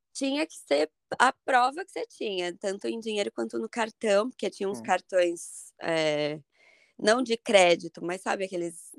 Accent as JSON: {"language": "Portuguese", "region": "São Paulo", "country": "Brazil", "also_born_or_lived": "Ireland", "moved": "as an adult", "lives_now": "Ashland, United States", "said": "eu vim de São Paulo"}